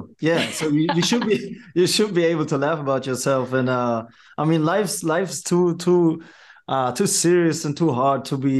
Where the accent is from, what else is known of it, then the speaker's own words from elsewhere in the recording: Germany; also born or lived in New York; Well, it's hard to put it in words since I was born and raised in Germany.